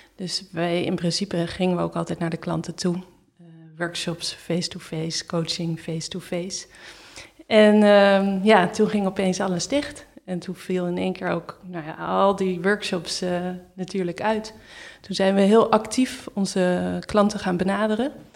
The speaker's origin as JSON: {"language": "Dutch", "country": "Netherlands", "moved": "as an adult", "lives_now": "Berlin, Germany"}